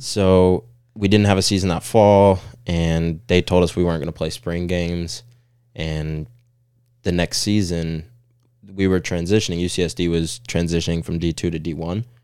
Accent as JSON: {"language": "English", "area": "Orange County", "region": "Southern California", "country": "United States", "moved": "as an adult", "lives_now": "Chattanooga, United States", "said": "originally from SoCal, um, Orange County"}